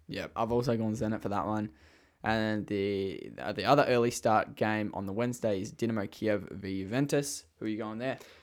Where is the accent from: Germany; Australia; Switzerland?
Australia; accent: Australian; I have an Australian accent.